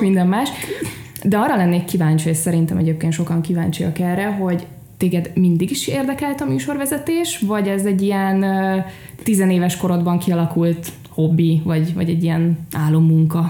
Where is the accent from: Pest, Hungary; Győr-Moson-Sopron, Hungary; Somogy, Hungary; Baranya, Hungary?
Pest, Hungary; Szentendre; Szentendrei vagyok